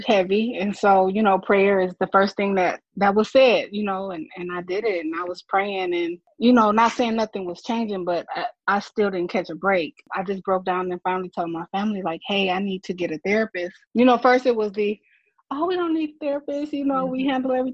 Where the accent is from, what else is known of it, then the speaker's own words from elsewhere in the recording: Flint, Michigan, United States; I'm from Flint, Michigan